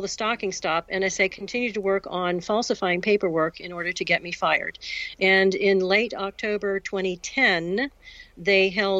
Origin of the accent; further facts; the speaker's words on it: Florida, United States; I'm going to move back to Florida, because we're both from Florida.